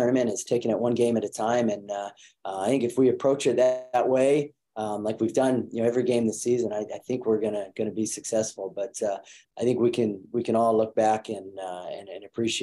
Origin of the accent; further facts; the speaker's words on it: Colorado, United States; moved away as an adult; also born or lived in Seattle, Washington / Tallahassee, Florida; now in Tuscaloosa, United States; I grew up in Colorado, which is an unbelievable place to live